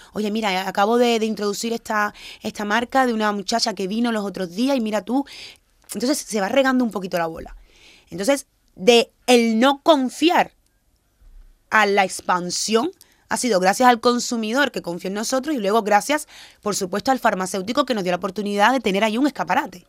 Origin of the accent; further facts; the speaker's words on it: Cuba; also born or lived in Guinea-Bissau; yo nací en Cuba, pero mis padres son de Guinea-Bissau